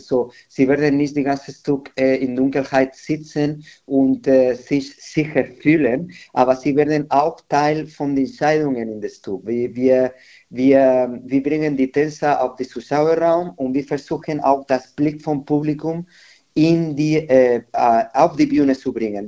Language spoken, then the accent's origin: German; Madrid, Community of Madrid, Spain; German is a second language; moved away as an adult; now in Nuremberg, Germany; in meiner Heimat in Madrid